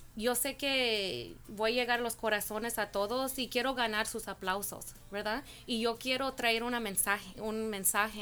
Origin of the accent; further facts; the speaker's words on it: Norwalk, California, United States; Yo soy de, Norwalk, California, aquí estoy en local